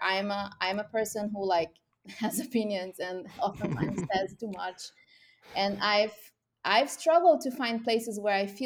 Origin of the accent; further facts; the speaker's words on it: Brazil; moved away; I'm from Brazil originally